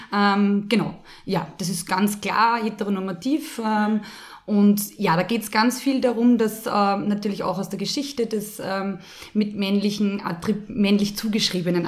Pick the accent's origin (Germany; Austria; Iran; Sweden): Austria; Lower Austria; ich bin im Fußballplatz aufgewachsen, mhm. damals noch am Land in Niederösterreich